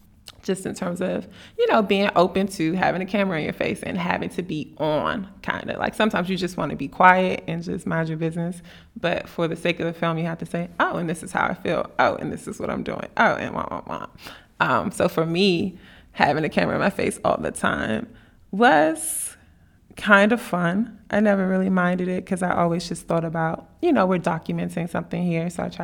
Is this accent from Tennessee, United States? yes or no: yes; Tennessee, United States; I came from Tennessee.